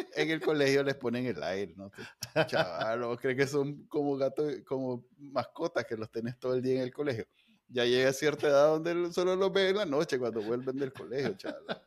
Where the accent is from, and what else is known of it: Nicaragua